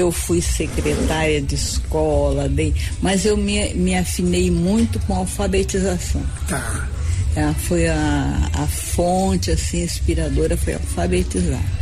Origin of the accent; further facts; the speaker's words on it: Maracaju, Mato Grosso do Sul, Brazil; now in Campo Grande, Brazil; Eu sou maracajuense, meu marido era de Bela Vista. A gente se conheceu aqui